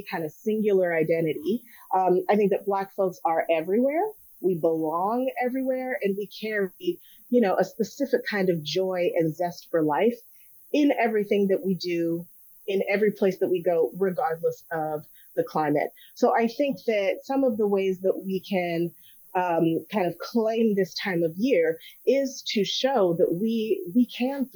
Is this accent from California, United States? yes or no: yes; Los Angeles, California, United States; now in Minneapolis, United States; I'm originally from Los Angeles